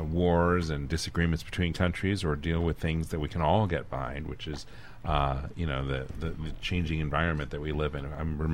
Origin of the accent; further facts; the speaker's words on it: Washington, District of Columbia, United States; now in Maui, United States; growing up in Washington